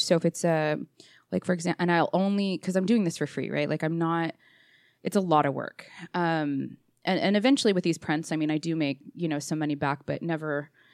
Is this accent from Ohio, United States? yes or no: no; Orange County, California, United States; moved away as an adult; now in Utah, United States; Born and raised in Orange County, California. Moved here in 2001 when I was 21